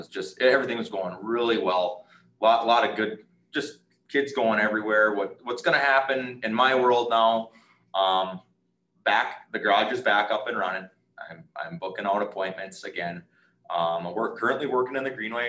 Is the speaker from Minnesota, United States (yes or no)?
yes; Nashwauk, Minnesota, United States; we were more of a gym family growing up in Nashua